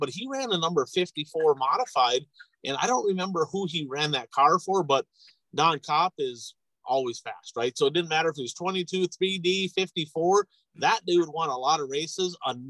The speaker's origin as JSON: {"language": "English", "town": "Hibbing", "region": "Minnesota", "country": "United States", "tie": "born or raised there", "said": "I remember growing up in Hibbing, Minnesota."}